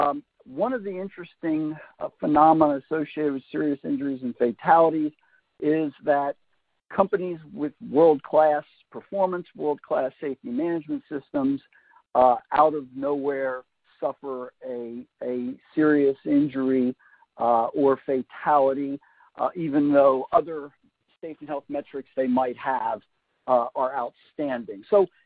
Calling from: Raleigh, North Carolina, United States; Since I'm coming from Raleigh, North Carolina, where I live, it is indeed the afternoon.

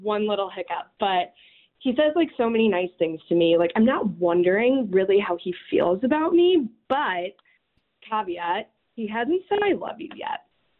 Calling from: Chicago, Illinois, United States

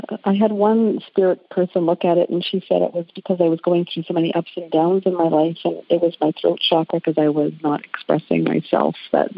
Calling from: Winnipeg, Manitoba, Canada; Yeah. I'm calling from Winnipeg, Canada

